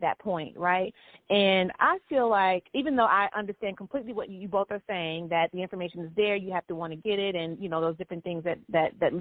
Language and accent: English; the South, United States; growing up in the South, the first generation in a school system that had been segregated when my mother was a child